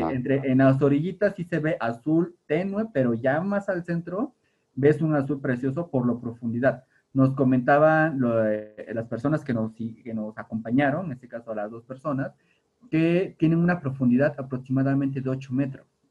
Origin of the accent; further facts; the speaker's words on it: Tehuacán, Puebla, Mexico; donde vivo, bueno, donde, de donde soy, de San Lorenzo, hay balnearios, hay yacimientos de agua. Realmente mi pueblo hasta hace unos años era un pueblo entre caños. O sea, vivíamos en medio del agua.